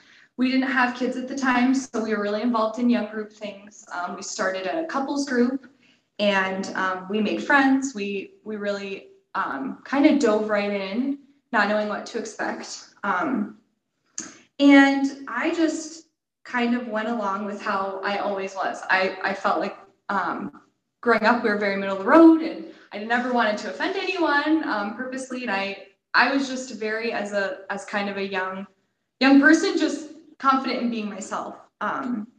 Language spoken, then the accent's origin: English; Cleveland, Ohio, United States; moved away as an adult; also born or lived in California / Colorado; I grew up in the Cleveland area